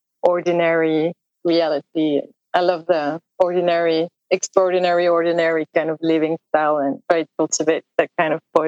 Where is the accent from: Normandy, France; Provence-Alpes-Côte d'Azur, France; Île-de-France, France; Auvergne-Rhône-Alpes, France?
Provence-Alpes-Côte d'Azur, France; a village near Aix-en-Provence; moved away as an adult; also born or lived in Stockholm, Sweden; Not far from where I moved recently in Aix-en-Provence. It's the Provence, south of France, a very tiny village as well.